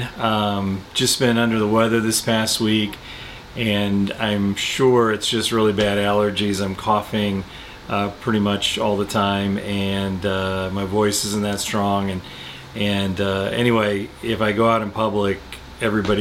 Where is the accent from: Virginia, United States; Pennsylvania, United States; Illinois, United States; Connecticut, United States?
Illinois, United States; Chicago; We're from Chicago